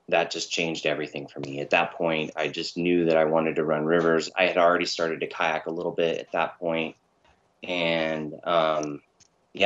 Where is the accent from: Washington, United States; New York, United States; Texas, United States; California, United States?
California, United States; Southern; also born or lived in Rocklin, California; I spent a good proportion of my youth in the valley and in Southern California in pretty rough neighborhoods